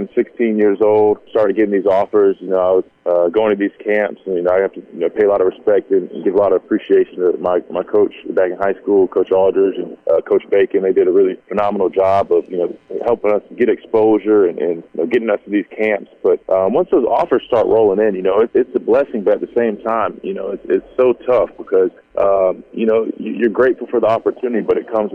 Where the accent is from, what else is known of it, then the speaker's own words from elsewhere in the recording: near Columbia, South Carolina, United States; I grew up right outside of Columbia, maybe 20 minutes down the road